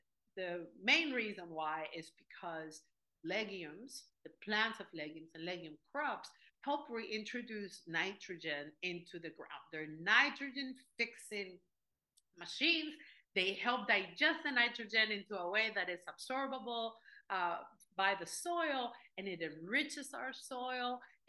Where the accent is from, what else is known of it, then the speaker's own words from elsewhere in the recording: Venezuela; moved away; I come from Venezuela, formerly the third largest producer of oil in the world